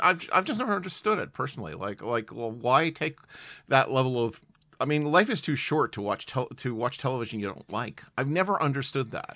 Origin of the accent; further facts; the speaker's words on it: Canada; also born or lived in United Kingdom; as a Canadian who has lived in Britain